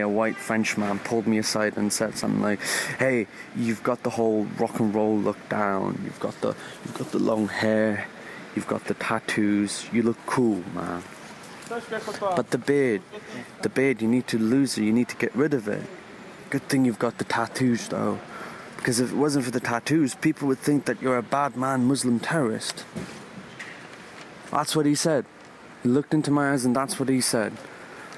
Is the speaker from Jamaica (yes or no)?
no; Sweden; I'm born and raised in Sweden to Iranian parents.